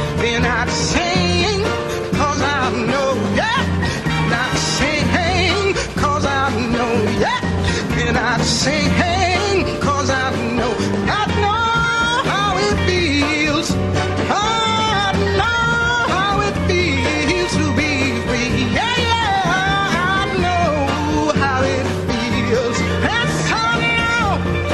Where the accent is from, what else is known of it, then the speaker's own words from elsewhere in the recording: United States; growing up in America